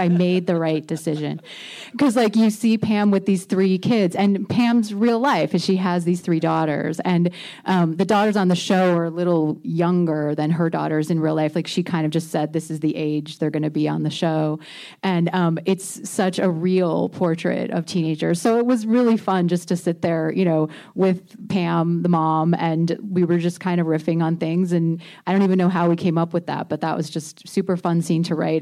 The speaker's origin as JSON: {"language": "English", "region": "Indiana", "country": "United States", "tie": "born or raised there", "moved": "yes", "said": "I grew up in Indiana"}